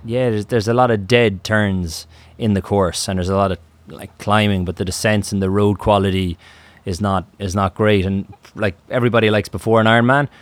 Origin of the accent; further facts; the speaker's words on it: Ireland; I'm from Ireland, and the Atlantic opens up on Ireland